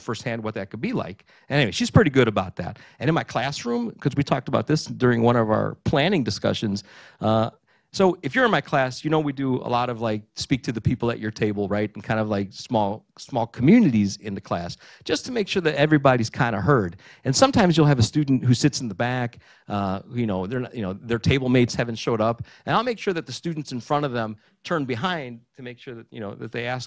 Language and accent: English; Burbank, California, United States; first language Greek; English is a second language; also born or lived in Maryland; growing up in Burbank